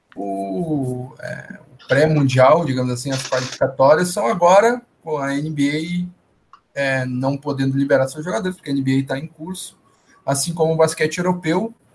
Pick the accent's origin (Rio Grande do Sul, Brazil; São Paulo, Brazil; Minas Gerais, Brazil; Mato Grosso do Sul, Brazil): Rio Grande do Sul, Brazil; Porto Alegre; Eu que sou de Porto Alegre